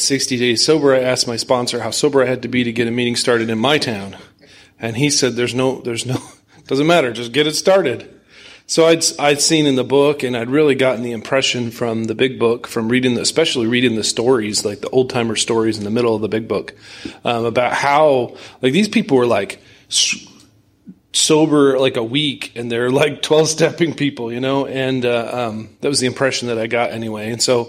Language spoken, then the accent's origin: English; Kearney, Nebraska, United States; I'm from Kearney, Nebraska.